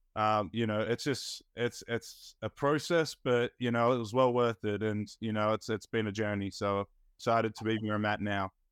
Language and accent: English; Melbourne, Victoria, Australia; moved away; I grew up in Australia